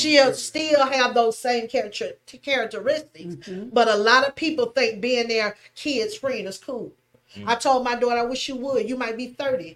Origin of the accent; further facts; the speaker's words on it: the South, United States; I'm from the South. I'm a Southern girl